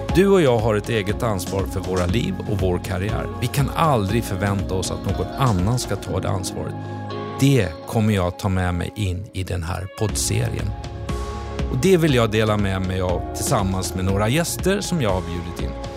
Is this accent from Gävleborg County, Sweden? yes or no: no; Borås, Västra Götaland, Sweden; Jag är uppväxt i Borås under väldigt enkla förhållanden